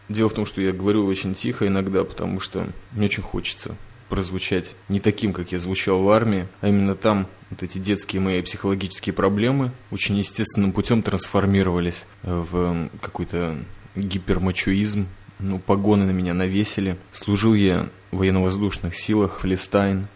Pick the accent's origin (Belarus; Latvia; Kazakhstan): Latvia; Riga; сам я когда-то в детстве, помню, ходил в Риге с мамой на кинолектории